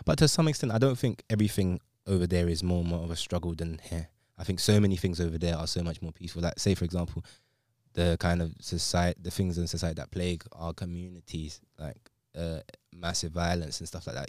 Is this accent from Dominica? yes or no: no; London, United Kingdom; I'm from England, London